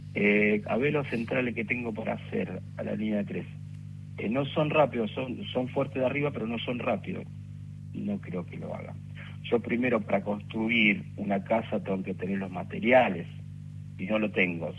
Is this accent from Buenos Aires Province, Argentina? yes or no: yes; Rafael Castillo, Buenos Aires Province, Argentina; yo soy de Rafael Castillo